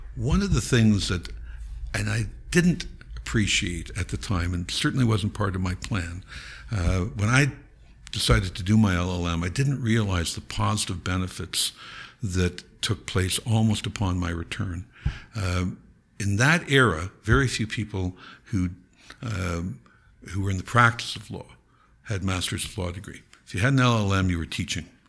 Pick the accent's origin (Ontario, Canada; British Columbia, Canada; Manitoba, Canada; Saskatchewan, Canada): Ontario, Canada; Niagara Falls; I grew up in Niagara Falls